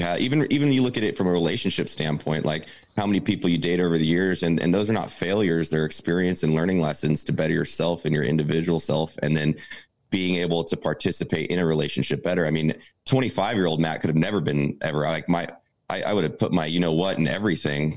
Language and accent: English; Santa Barbara, California, United States; grew up in a small beach town called Santa Barbara, California